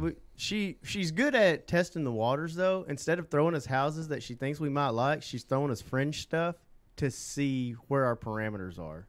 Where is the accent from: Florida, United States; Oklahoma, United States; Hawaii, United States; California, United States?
Oklahoma, United States; Southeast; moved away as an adult; now in Central Oklahoma, United States; I'm from Southeast Oklahoma